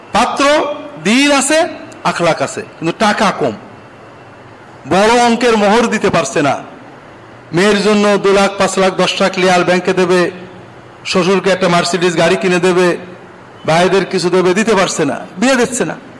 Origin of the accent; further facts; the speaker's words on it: Bangladesh; আমরা বাংলাদেশের মানুষেরও